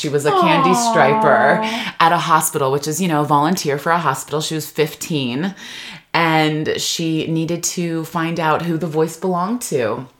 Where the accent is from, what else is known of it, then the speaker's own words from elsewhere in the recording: Rialto, California, United States; we came to the Inland Empire when I was young. I went to high school in Rialto, and it was a very cultural upbringing.